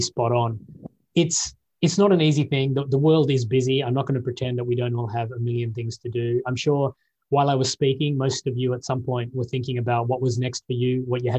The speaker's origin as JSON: {"language": "English", "country": "Australia", "said": "I'm an Australian."}